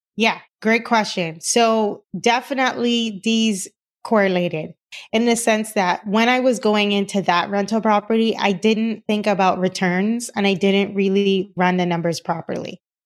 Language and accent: English; Cayman Islands; moved away; I am originally from the Cayman Islands, and, uh, my dad was a contractor